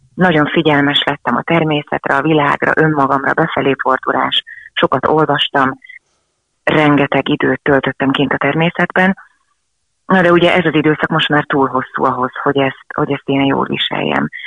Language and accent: Hungarian; Želiezovce, Nitra Region, Slovakia; moved away; egy 150 fős pici faluban éltünk, vagy éltek a szüleim akkor a nagyszülőkkel együtt, és onnan a város Zseliz, ahol aztán később éltünk